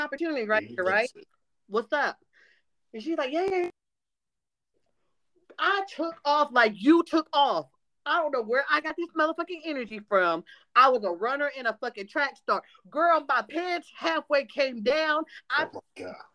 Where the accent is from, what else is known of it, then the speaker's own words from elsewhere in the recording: Ohio, United States; now in Tennessee, United States; I live in Tennessee, but I'm from Ohio